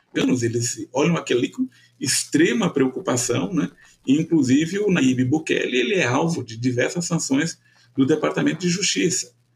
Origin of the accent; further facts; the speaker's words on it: Brazil; nós observarmos como brasileiros